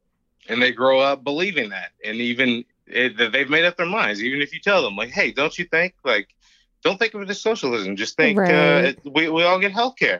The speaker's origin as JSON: {"language": "English", "region": "Eastern Kentucky", "country": "United States", "tie": "born or raised there", "moved": "yes", "said": "small town in Eastern Kentucky."}